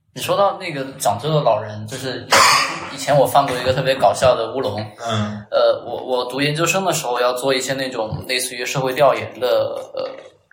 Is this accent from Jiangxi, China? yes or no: no; Chongqing, China; moved away as an adult; now in Shanghai, China; 我是重庆人